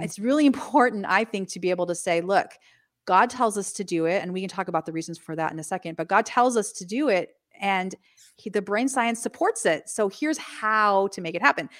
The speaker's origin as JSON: {"language": "English", "town": "Los Angeles", "region": "California", "country": "United States", "tie": "born or raised there", "also_born_or_lived": "Midwest / San Diego", "said": "I grew up in Southern California, in northern Los Angeles area"}